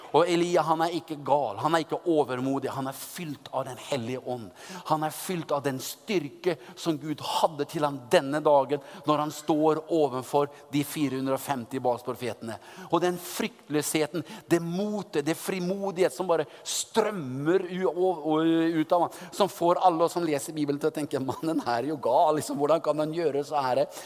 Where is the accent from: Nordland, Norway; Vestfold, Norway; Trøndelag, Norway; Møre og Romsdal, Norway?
Trøndelag, Norway; Oppdal; moved away as an adult; now in Moscow, Russia; kom jeg da fra, fra Oppdal i, i Sør-Trøndelag